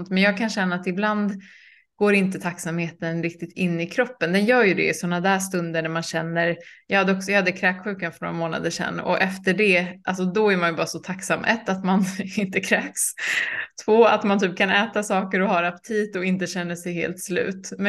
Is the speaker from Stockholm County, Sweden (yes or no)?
no; Gothenburg, Västra Götaland, Sweden; moved away as an adult; also born or lived in Croatia; jag är uppväxt eh, i Göteborg.